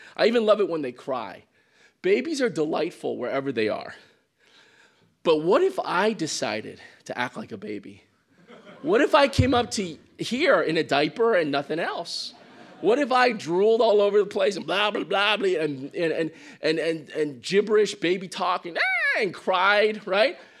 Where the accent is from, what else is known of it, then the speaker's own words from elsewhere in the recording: Midwest, United States; moved away; I came from the Midwest, so I come from more of a Caucasian culture